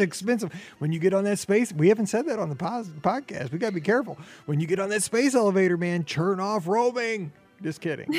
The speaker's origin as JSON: {"language": "English", "region": "Missouri", "country": "United States", "said": "I'm from Missouri"}